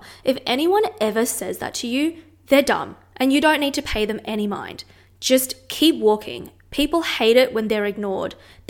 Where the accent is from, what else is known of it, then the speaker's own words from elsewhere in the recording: Sydney, New South Wales, Australia; also born or lived in Montreal, Canada; I'm Chinese-Singaporean, but I was born in Montreal, Canada, and raised in Sydney.